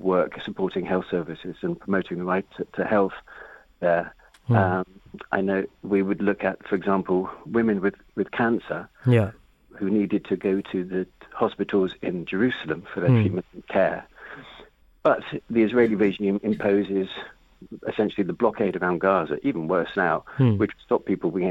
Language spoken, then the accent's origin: English; United Kingdom; also born or lived in West Bank; being British.